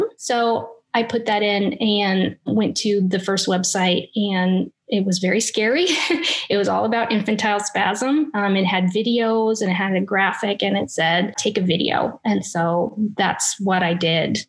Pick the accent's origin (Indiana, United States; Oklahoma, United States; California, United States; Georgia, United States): Indiana, United States; moved away as an adult; now in St. Augustine, United States; I was born and raised in Indiana